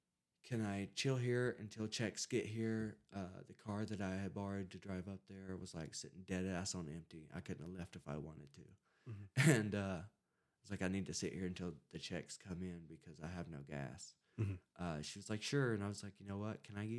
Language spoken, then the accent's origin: English; Alabama, United States; I was like, look, I'm from Alabama. I flew here to go to rehab.